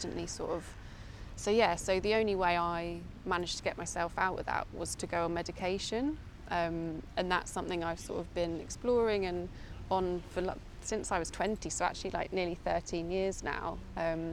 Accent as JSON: {"language": "English", "area": "Essex", "region": "East of England", "country": "United Kingdom", "tie": "born or raised there", "moved": "as an adult", "lives_now": "London, United Kingdom", "said": "I was born in London, but my parents actually moved to Essex in the countryside when I was about three. And my whole childhood was spent outside"}